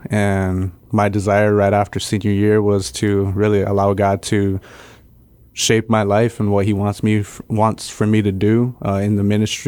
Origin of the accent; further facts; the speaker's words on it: Palau; moved away; Once again, I am from the island of Palau.